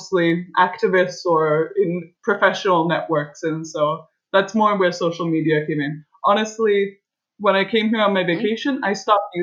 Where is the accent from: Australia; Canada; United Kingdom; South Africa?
Canada; moved away as an adult; now in Florence, Italy; I'm a Canadian